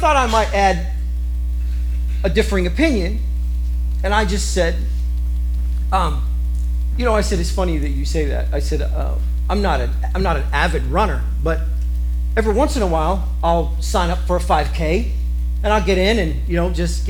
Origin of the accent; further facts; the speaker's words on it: Kansas, United States; I'm from Kansas